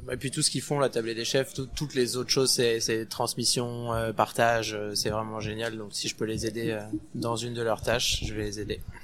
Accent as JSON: {"language": "French", "country": "France", "moved": "as an adult", "lives_now": "Montreal, Canada", "said": "on est français, on en a déjà une belle de gastronomie"}